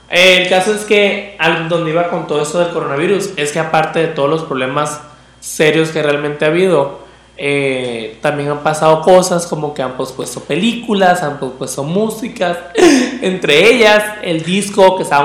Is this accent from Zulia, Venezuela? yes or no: yes; Maracaibo, Zulia, Venezuela; accent: maracucho; Sí, para los que no sepan, yo soy de Venezuela, soy de Maracaibo, Venezuela.